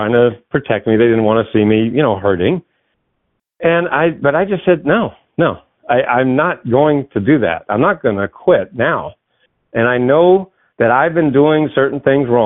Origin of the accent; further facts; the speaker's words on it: New England, United States; I grew up in New England, so there was Channel 56 and Channel 38